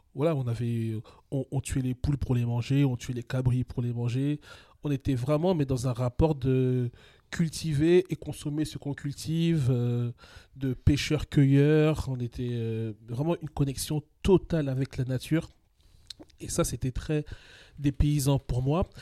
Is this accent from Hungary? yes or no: no; Paris, Île-de-France, France; je suis né à Paris, j'ai toujours grandi en région parisienne